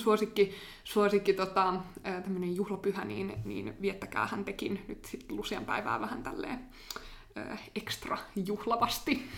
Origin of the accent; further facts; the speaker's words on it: Finland; mä oon suomenruotsalainen kaksikielinen ja käynyt aina ruotsinkielistä koulua